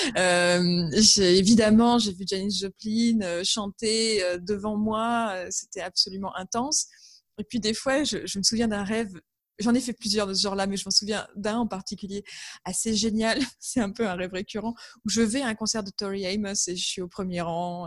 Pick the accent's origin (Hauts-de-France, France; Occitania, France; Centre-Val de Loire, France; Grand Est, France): Hauts-de-France, France; Amiens; je suis originaire d'Amiens